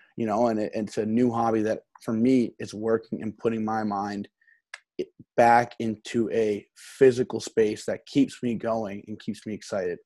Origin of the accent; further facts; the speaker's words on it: Essex County, New Jersey, United States; moved away as an adult; also born or lived in University of Maine; I grew up in New Jersey. Um, okay. Um, I'm, I'm in Essex County, so it's right outside New York City